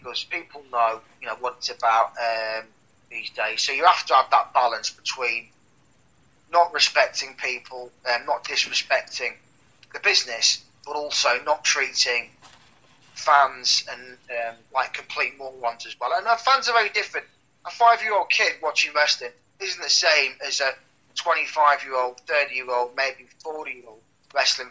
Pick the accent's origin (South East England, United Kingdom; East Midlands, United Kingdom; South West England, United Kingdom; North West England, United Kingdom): East Midlands, United Kingdom; Leicester; I was back in my hometown, Leicester.